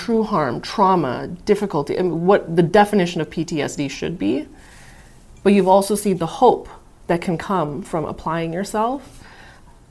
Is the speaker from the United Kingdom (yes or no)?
no; Las Vegas, Nevada, United States; also born or lived in Pakistan; I grew up here in Las Vegas since I was a year old. I was raised in the Clark County public school system